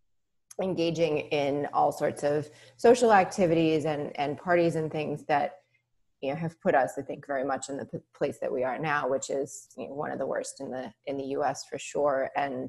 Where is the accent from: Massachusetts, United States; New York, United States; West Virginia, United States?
Massachusetts, United States; Boston; now in Houston, United States; I'm originally from Boston